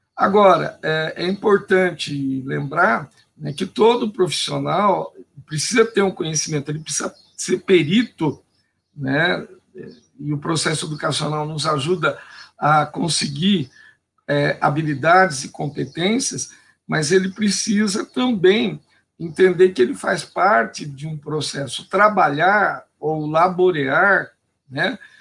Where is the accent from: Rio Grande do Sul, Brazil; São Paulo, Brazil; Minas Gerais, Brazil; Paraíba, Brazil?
São Paulo, Brazil; Indaiatuba; Eu sou nascido aqui em Dayatuba